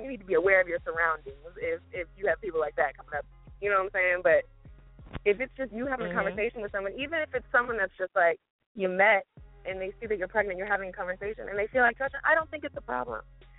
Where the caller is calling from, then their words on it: Maryland, United States; I'm calling from Maryland.